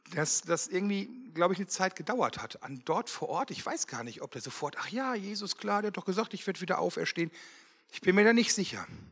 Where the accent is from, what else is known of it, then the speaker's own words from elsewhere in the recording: Wermelskirchen, North Rhine-Westphalia, Germany; ich komme aus Wermelskirchen, verheiratet, zwei Kinder